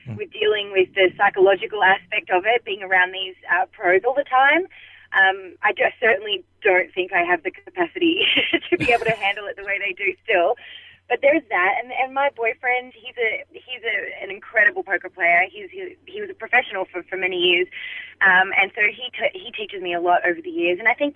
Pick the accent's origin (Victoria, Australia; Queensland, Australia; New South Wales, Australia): Victoria, Australia; Melbourne; I'm from Melbourne in Australia